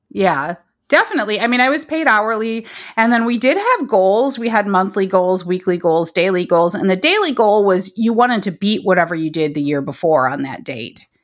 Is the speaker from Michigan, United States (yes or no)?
yes; Detroit, Michigan, United States; moved away; also born or lived in Berkeley; I grew up in the Detroit area